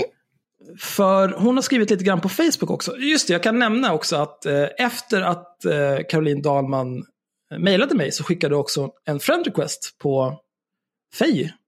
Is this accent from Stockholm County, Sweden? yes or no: yes; Stockholm, Stockholm County, Sweden; jag är född och uppvuxen på Söder